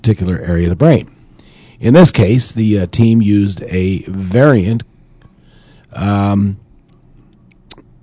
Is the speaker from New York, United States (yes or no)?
yes; New York, United States